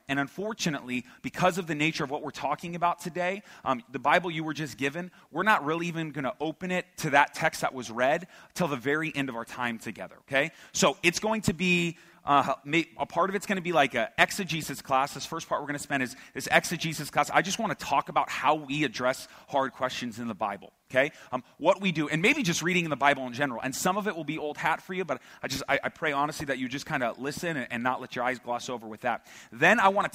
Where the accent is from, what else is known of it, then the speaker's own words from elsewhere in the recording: United States; I was born and raised here in the Valley